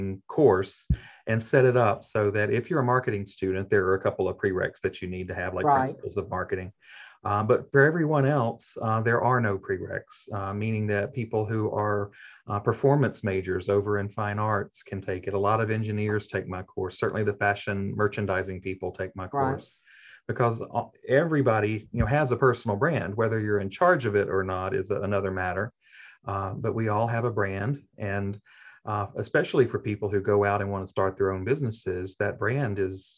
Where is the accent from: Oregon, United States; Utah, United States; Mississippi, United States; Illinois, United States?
Mississippi, United States; Jackson; I am. I'm from Jackson.